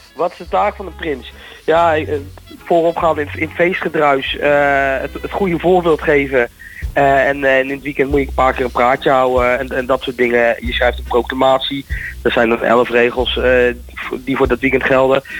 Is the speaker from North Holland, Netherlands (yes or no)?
no; Houten, Utrecht, Netherlands; also born or lived in Zwolle; ik ben geboren in Zwolle, allemaal heel gauw naar Houten gekomen. Dus eh, ja, ik, ik kom oorspronkelijk uit Houten. Ik woon ook nu in Houten.